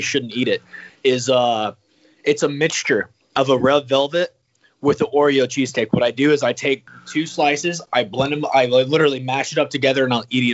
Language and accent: English; Humble, Texas, United States; born and raised